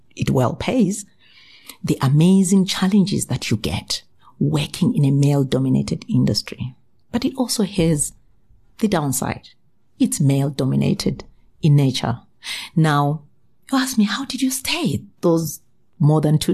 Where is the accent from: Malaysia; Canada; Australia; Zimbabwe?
Zimbabwe; moved away as an adult; also born or lived in South Africa; I was actually born in Zimbabwe to my wonderful parents, and we are six girls and one boy, right? I then got educated in Zimbabwe. Then I moved to South Africa